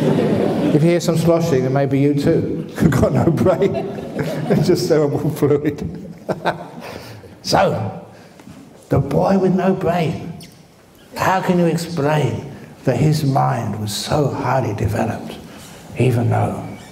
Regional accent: London, United Kingdom; now in Australia; I was born in the bush. I was raised in the bush. Shepherd's bush.

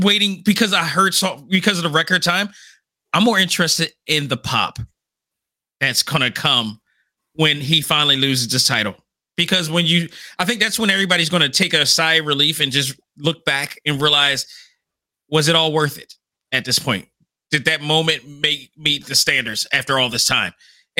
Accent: Philadelphia, Pennsylvania, United States; it's coming to my hometown

